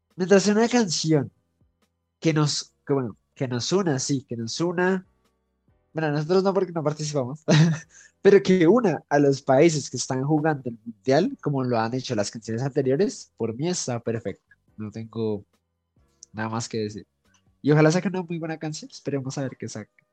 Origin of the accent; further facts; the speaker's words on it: Colombia; nosotros como colombianos